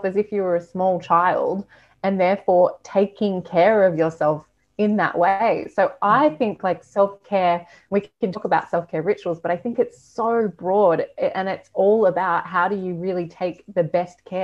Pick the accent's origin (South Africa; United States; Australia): Australia; moved away